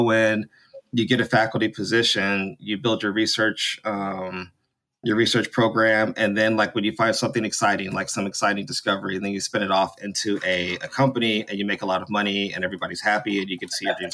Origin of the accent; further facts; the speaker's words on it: North Carolina, United States; I'm from North Carolina, NC State, in 2003